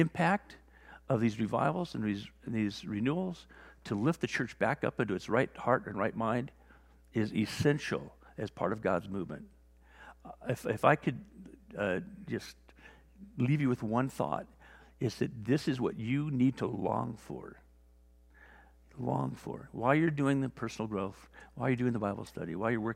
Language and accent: English; Wales, United Kingdom; also born or lived in Newport Beach; now in La Jolla, United States; I was born in Wales